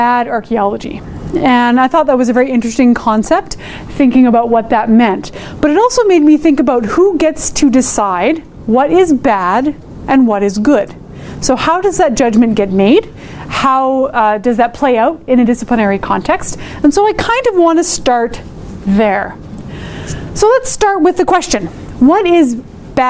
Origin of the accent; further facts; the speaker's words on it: Edmonton, Alberta, Canada; I'm from Edmonton, Amiskuchiwas, Kahikan, and I am Métis.